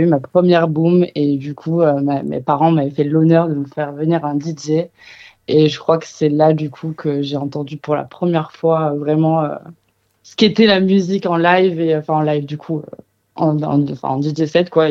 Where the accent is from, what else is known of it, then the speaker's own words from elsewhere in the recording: Marseille, Provence-Alpes-Côte d'Azur, France; also born or lived in Kingston, Jamaica; je suis très vite rentrée à Marseille, qui est la terre d'accueil de toute ma famille, donc je suis marseillaise avant d'être euh, née à Kingston, je suis surtout marseillaise